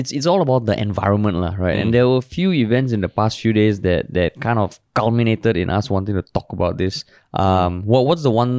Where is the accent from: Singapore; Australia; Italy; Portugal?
Singapore; growing up in Singapore